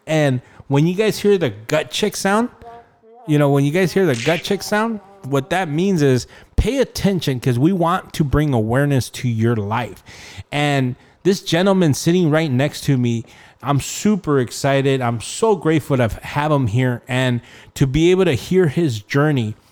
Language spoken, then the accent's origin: English; Rialto, California, United States; born or raised there